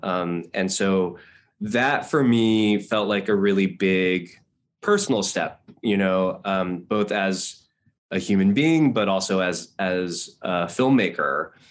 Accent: Los Angeles, California, United States; I grew up in Hawthorne and Torrance and Redondo Beach

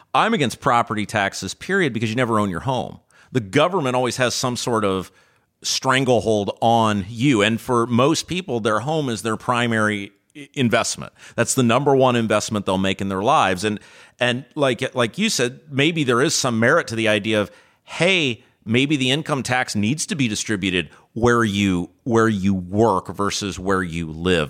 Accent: Brownsburg, Indiana, United States; I was looking at my hometown and Brownsburg was the sort of town

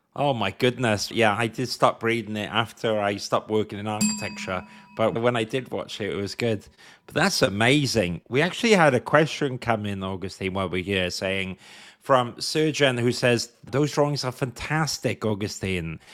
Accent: Wales, United Kingdom; as a Welsh person

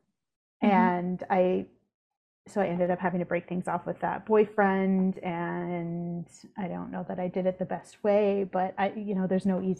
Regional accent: California, United States; I was in the Central Valley.

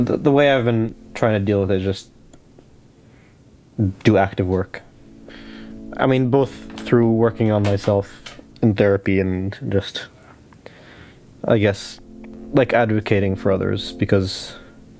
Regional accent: West Bank, Palestine; growing up in the West Bank and growing up under occupation

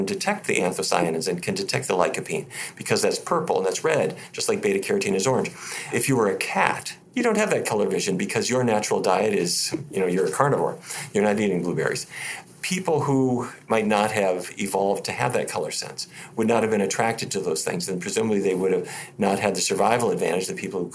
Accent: Fargo, North Dakota, United States; I was raised in Fargo, North Dakota, middle of cattle country

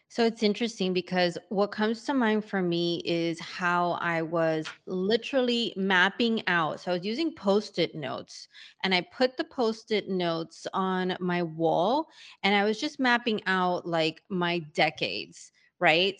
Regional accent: New York, United States; moved away; also born or lived in Hanover, New Hampshire / Sydney, Australia; being a born and bred New Yorker, and my parents as well, it's not like I'm from really anywhere else

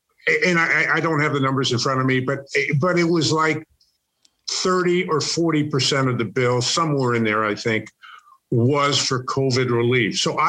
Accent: Northeast, United States; Well, first of all, I'm from the Northeast, which means I ice skate.

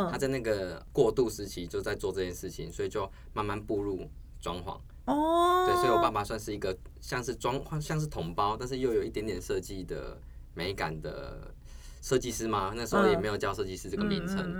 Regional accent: Tainan, Taiwan; also born or lived in Taipei; 我是台南人，

